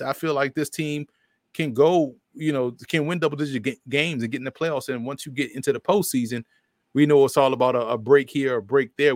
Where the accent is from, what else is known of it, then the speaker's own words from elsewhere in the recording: New Orleans, Louisiana, United States; moved away as an adult; now in New Jersey, United States; Born and raised in New Orleans